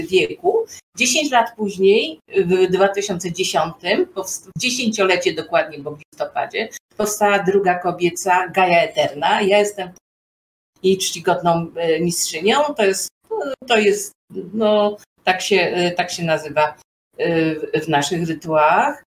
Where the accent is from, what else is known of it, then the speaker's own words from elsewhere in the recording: Poland; u nas w Polsce